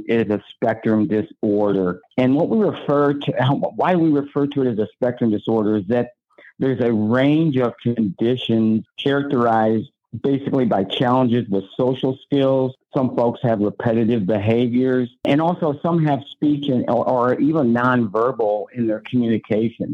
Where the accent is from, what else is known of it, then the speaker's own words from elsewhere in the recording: St. Louis, Missouri, United States; I was born right here in St. Louis, Missouri. I went to high school at St. Charles High School